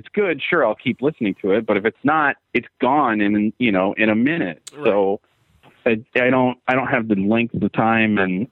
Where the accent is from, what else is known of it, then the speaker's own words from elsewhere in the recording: Milwaukee, Wisconsin, United States; I grew up in Milwaukee, which is a metal town.